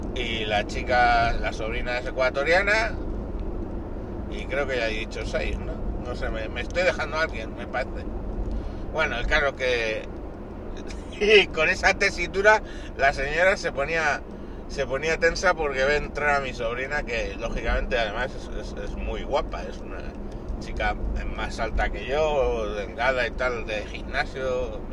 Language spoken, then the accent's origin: Spanish; Spain; En mi casa somos español, ecuatoriana mi mujer